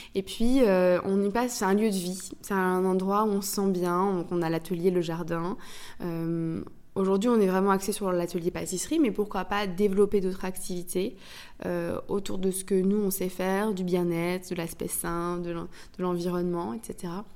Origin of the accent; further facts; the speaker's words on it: Brittany, France; je suis bretonne. Donc j'ai aussi grandi avec ce ces, crêpes